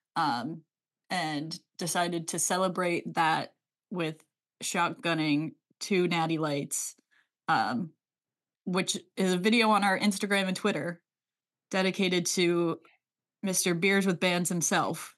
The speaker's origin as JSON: {"language": "English", "area": "Delco", "region": "Pennsylvania", "country": "United States", "said": "I'm from Delco, so we Delcoify it"}